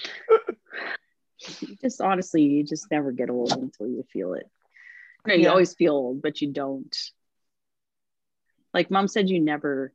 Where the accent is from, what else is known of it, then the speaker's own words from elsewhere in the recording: Calgary, Alberta, Canada; also born or lived in Humboldt, Saskatchewan / Terrace, British Columbia / Medicine Hat, Alberta; I was in a city, right? Like I grew up in Calgary.